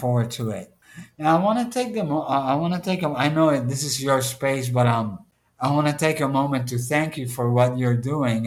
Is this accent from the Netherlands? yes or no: no; Puerto Rico; moved away